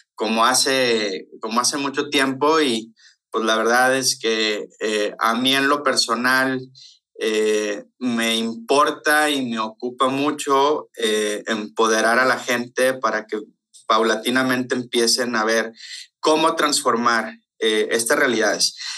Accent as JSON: {"language": "Spanish", "town": "Ciudad Obregón", "region": "Sonora", "country": "Mexico", "accent": "golpeado (Sonoran)", "said": "Soy sonorense, entonces así hablo. no es que esté enojado, traigo lo golpeado de nacimiento"}